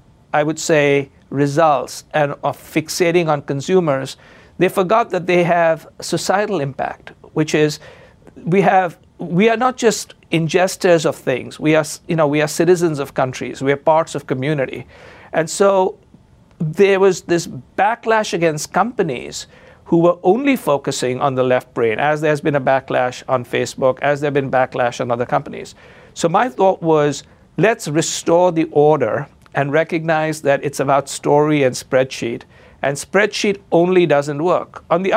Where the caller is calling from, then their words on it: Chicago, Illinois, United States; And as you know, I am speaking from Chicago, and I'm a graduate of the University of Chicago Business School.